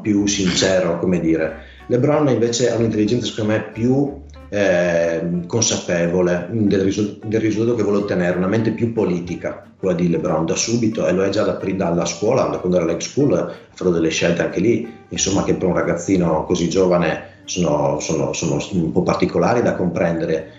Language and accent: Italian; near Pordenone, Friuli-Venezia Giulia, Italy; moved away as an adult; now in Cividale del Friuli, Italy; sono originario di Vicino Pordenone, vivo a Cividale da tre anni